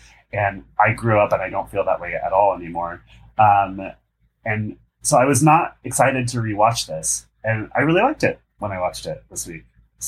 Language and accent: English; Pacific Northwest, United States; I'm also from the Pacific Northwest